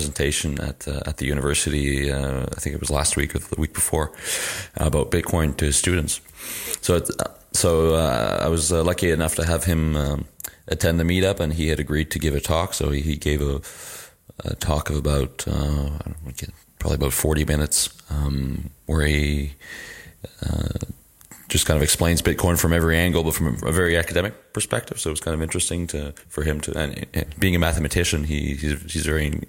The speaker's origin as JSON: {"language": "English", "country": "Canada", "moved": "yes", "lives_now": "Lille, France", "said": "I'm a Canadian user experience designer and developer and based in Lille, France"}